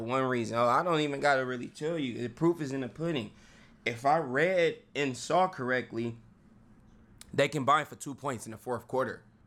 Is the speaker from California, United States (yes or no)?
yes; Vallejo, California, United States; I'm from Vallejo